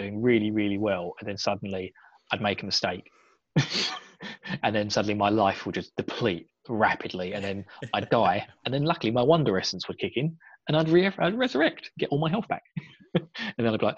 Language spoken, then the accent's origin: English; United Kingdom; me being British.